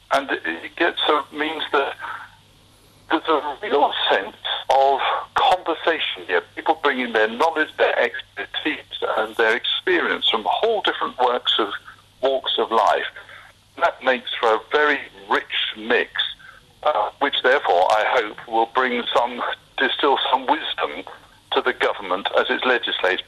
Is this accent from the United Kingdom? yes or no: yes; Essex, on the edge of East London, East of England, United Kingdom; I was born and brought up in Essex, on the edge of East London, of London